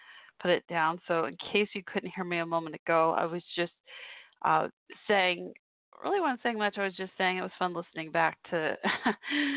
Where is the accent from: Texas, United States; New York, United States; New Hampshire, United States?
Texas, United States; Dallas; I'm from Dallas-Fort Worth, so Dallas Cowboys